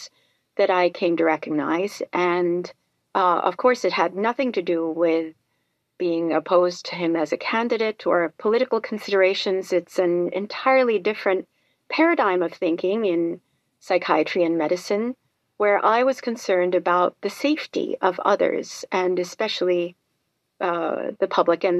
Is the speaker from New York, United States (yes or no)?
yes; New York City, New York, United States; I was growing up in New York City